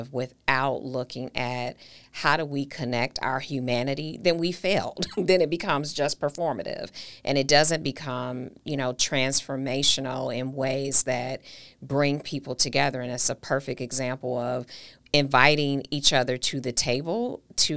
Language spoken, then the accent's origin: English; Milwaukee, Wisconsin, United States; my hometown